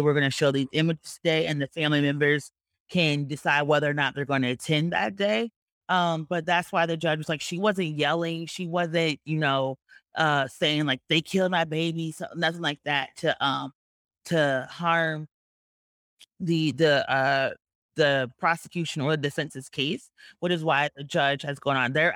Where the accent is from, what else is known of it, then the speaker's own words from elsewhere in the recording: Georgia, United States; this is my home state of Georgia